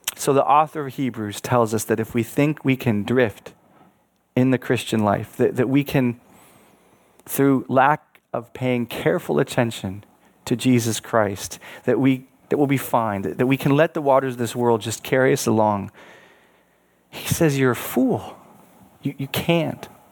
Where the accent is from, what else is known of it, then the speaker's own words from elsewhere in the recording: Buffalo, New York, United States; I was born in Buffalo, New York, which sits on Lake Erie. My home had a view of the bridge